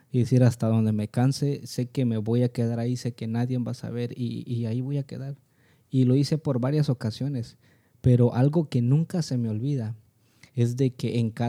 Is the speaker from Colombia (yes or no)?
no; San Mateo del Mar, Oaxaca, Mexico; soy originario de San Mateo del Mar, a 30 minutos de Salina Cruz.